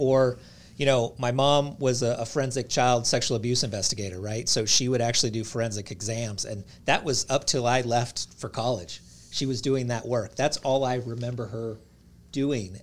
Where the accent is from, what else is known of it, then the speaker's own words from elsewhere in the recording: Reno, Nevada, United States; moved away as an adult; also born or lived in California / Tennessee; I grew up in Reno, Nevada, uh, went to college in California and, and ended up in Tennessee